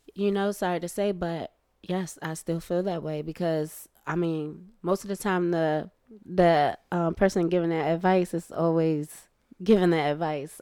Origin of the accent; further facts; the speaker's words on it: United States; me being American